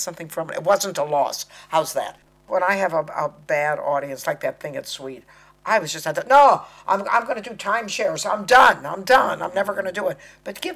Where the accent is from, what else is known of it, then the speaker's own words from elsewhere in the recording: United States; accent: American; I'm talking American